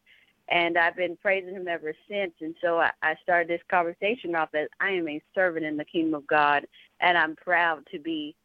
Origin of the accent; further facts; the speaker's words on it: San Antonio, Texas, United States; I'm from San Antonio, Texas